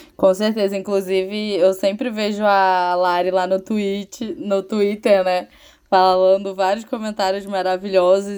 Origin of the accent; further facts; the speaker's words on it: Rio de Janeiro, Brazil; eu sou carioca